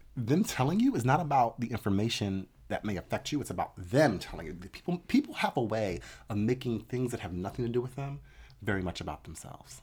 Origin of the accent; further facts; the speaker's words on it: Atlantic City, New Jersey, United States; moved away; I grew up in Atlantic City